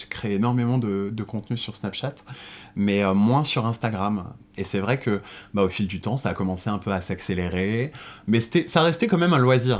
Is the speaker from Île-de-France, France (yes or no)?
yes; Paris suburbs, Île-de-France, France; now in Paris, France; je suis né en banlieue parisienne. Euh, j'ai grandi